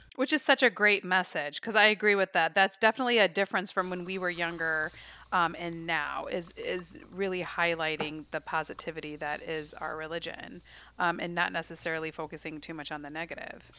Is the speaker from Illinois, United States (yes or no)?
yes; Chicago, Illinois, United States; growing up in the Chicagoland area